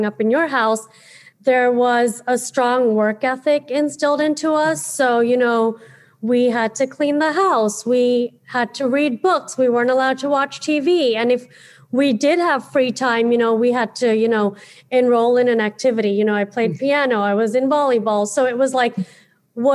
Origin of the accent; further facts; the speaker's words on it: United States; as a millennial growing up in America in the 90s